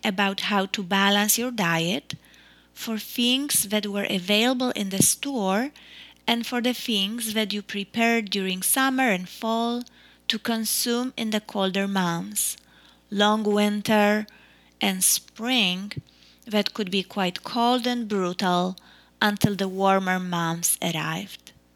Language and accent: English; Poland; now in United States; growing up in Poland